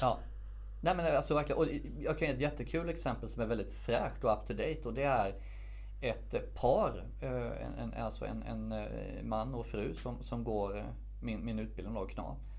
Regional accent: Värnamo, Jönköping County, Sweden; moved away as an adult; also born or lived in Stockholm; now in Värnamo, Sweden; valde jag att flytta hem från Stockholm till min hemstad Värnamo

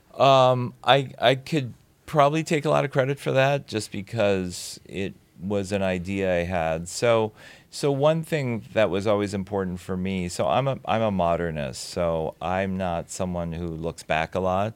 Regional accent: Saint Paul, Minnesota, United States; also born or lived in Williamsburg, Brooklyn; now in New York, United States; I grew up in Saint Paul, Minnesota, always wishing I was from Minneapolis

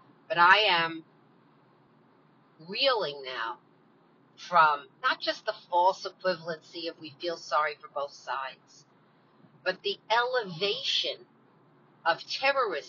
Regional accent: United States; I'm an American. I love this country. This is my homeland

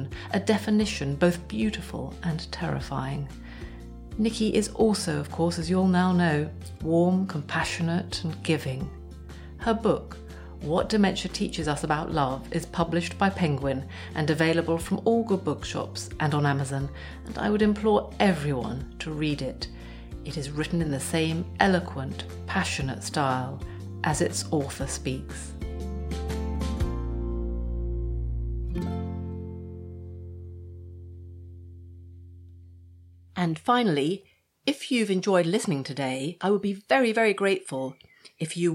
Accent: England, United Kingdom; I'm English

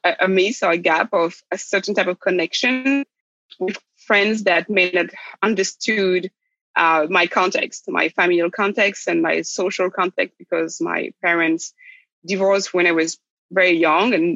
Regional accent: Rennes, Brittany, France; moved away; also born or lived in Brazzaville, Republic of the Congo / United States; We landed in France in a city called Rennes in the west side of France in a region called Brittany. That's where I grew up.

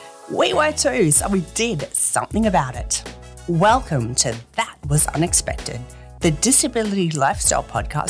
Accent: Australia; I'm really excited to be your host. I'm an Australian and a proud member of the disability community

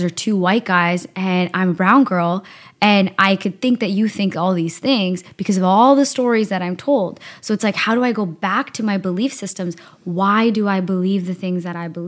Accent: Burnaby, British Columbia, Canada; also born or lived in Victoria / Surrey; I grew up in Burnaby

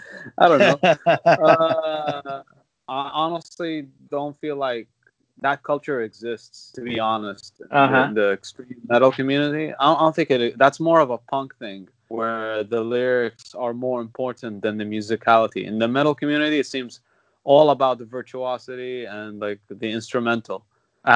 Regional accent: Qatif, Eastern Province, Saudi Arabia; we come from Qatif, and that's like an area in Saudi that's usually known to be, let's say, that's treated differently compared to other parts. I'd say I had a different experience growing up in Saudi

